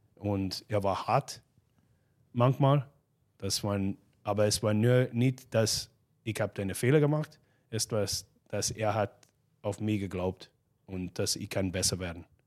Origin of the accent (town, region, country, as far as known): Glace Bay, Nova Scotia, Canada; born or raised there; German is a second language; moved away as an adult; now in Klagenfurt, Austria